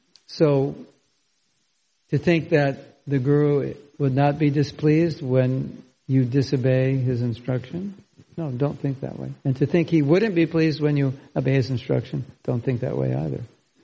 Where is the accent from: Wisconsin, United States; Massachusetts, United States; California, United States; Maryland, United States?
California, United States; I grew up in California.